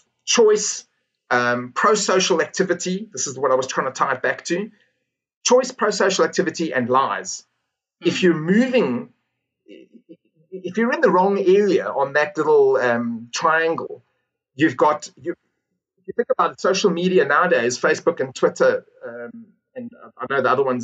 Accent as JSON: {"language": "English", "country": "South Africa", "said": "I'm South African"}